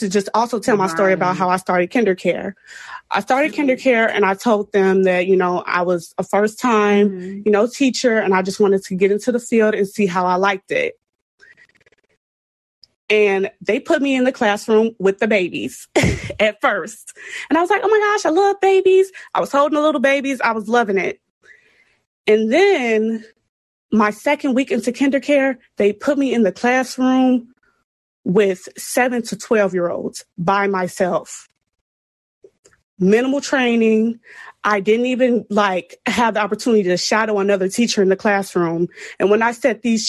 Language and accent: English; Chicago, Illinois, United States; I'm from CPS and it's very underfunded